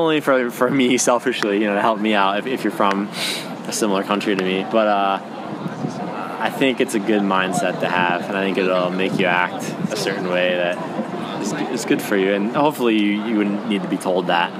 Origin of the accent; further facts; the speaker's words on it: United States; moved away; I'm from the States.